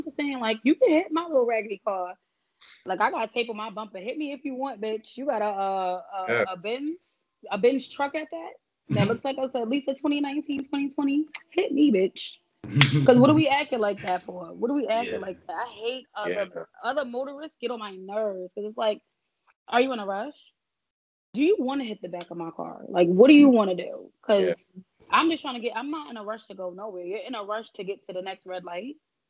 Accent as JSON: {"language": "English", "region": "New York", "country": "United States", "moved": "yes", "said": "We get hated that we're from New York."}